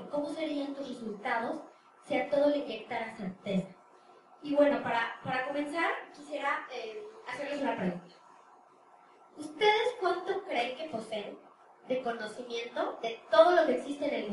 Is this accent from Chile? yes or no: no; Mexico; sí vengo de México